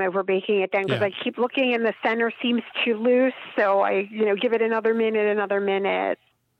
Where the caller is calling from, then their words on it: Philadelphia, Pennsylvania, United States; Outside of Philadelphia.